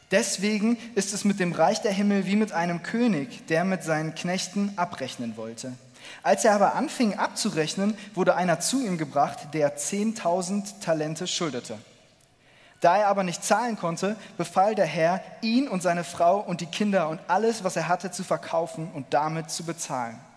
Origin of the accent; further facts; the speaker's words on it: Cologne, North Rhine-Westphalia, Germany; Ich komme aus Köln und ich bin ganz begeistert